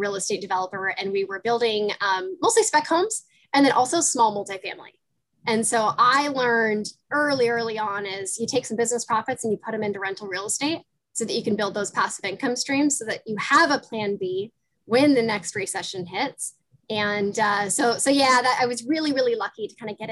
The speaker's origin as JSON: {"language": "English", "town": "Seattle", "region": "Washington", "country": "United States", "moved": "as an adult", "said": "I'm originally from Seattle, Washington"}